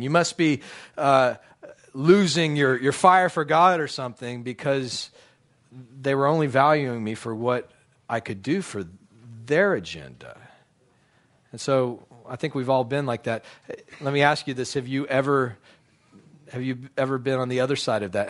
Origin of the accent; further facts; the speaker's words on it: United States; also born or lived in Dallas, Texas; as an American